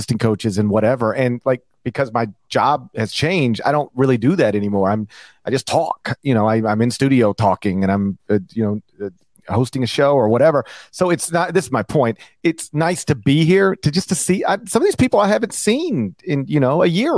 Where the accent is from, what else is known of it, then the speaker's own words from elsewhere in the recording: the South, United States; I'm from the South